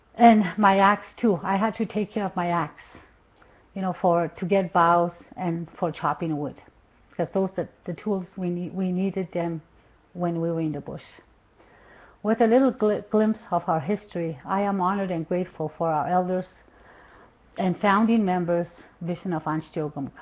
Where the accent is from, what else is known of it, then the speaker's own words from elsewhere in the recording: Mistissini, Quebec, Canada; I am a Cree from Mistissini, from the Cree Nation of Mistissini, in located in northern Quebec, Canada